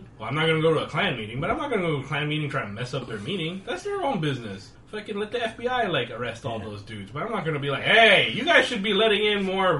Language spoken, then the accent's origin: English; Texas, United States; moved away; I'm from Texas, and I know barbecue.